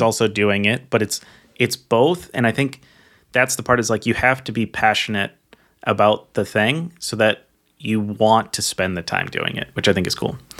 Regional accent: Minnesota, United States; growing up in Minnesota

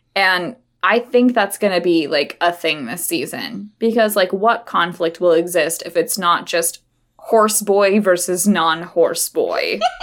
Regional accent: Idaho, United States; we grew up in Idaho

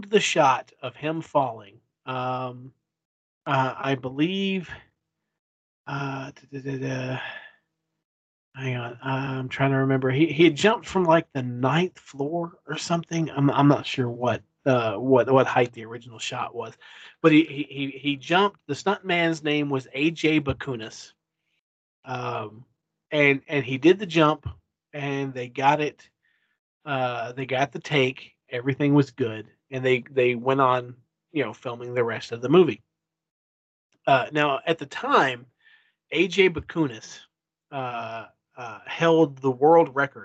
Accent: Kentucky, United States; also born or lived in Lexington, Kentucky; I was born and raised here in Kentucky. I live in Lexington, Kentucky now. I wasn't born in Lexington, but I live there now

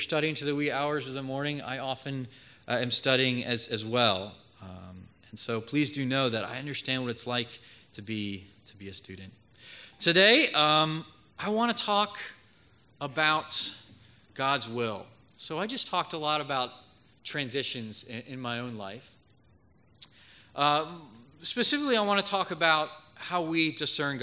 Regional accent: Philadelphia, Pennsylvania, United States; moved away as an adult; also born or lived in Georgia / St. Louis; I was born and raised in Philadelphia in the Germantown area, so not too far away from here

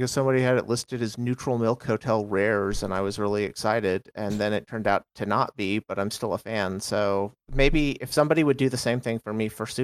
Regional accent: Texas, United States; I'm from Texas originally, ish, from all over.

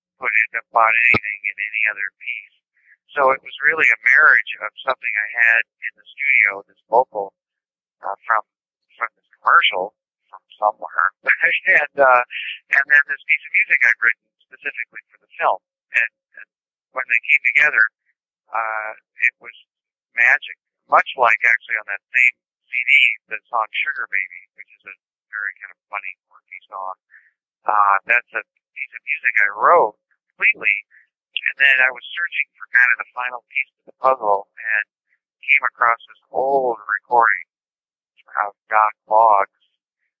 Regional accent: Omaha, Nebraska, United States; I grew up in Omaha, Nebraska

